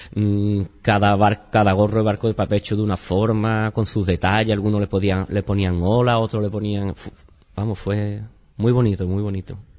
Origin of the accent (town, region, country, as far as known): Chipiona, Andalusia, Spain